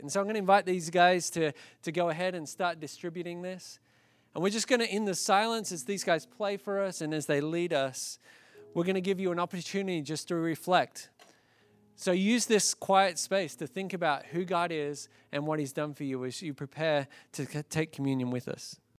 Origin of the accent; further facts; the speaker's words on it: Australia; now in United States; as an Australian by birth